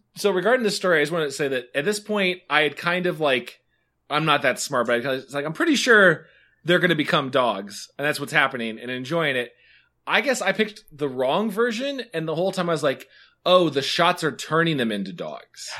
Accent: Indiana, United States; I'm from Indiana

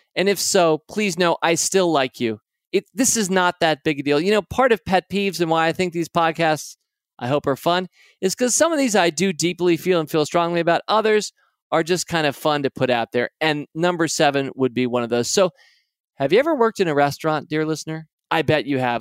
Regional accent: United States; I'm an American.

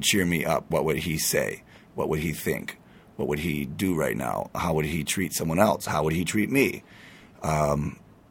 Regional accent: Michigan, United States; moved away as an adult; also born or lived in New York / Florida; I grew up in Michigan, moved to New York at 18

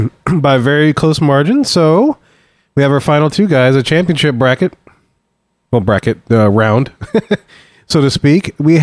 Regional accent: New Orleans, Louisiana, United States; born or raised there

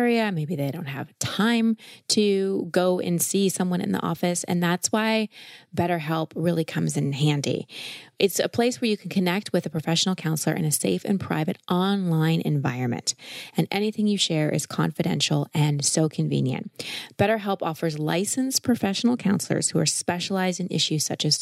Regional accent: United States; I am an American girl.

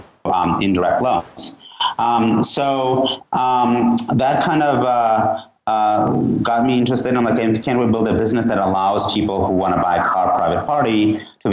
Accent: Georgia; now in United States; I'm originally from Georgia, the country

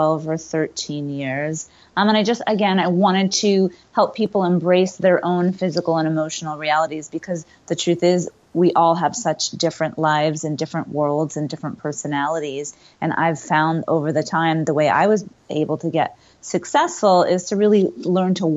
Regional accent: Connecticut, United States; moved away as an adult; now in West Coast, United States; I grew up in Connecticut

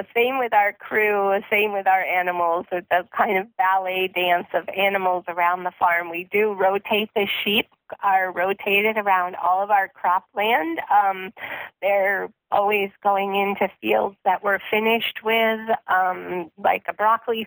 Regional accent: Vermont, United States; moved away; I grew up actually in Vermont in a pretty rural area, but not actually farming

